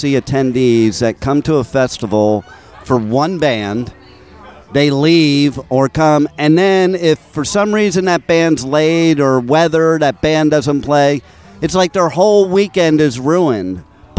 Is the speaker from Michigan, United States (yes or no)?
no; New York, United States; also born or lived in Los Angeles; I'm from New York and L.A., so with both those, I can't say it the way they say it.